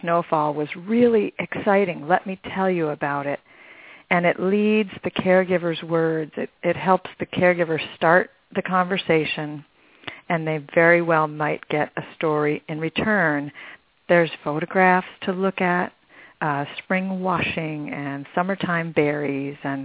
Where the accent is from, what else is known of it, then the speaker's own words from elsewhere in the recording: Michigan, United States; now in Arizona, United States; I grew up in Michigan, where they have four seasons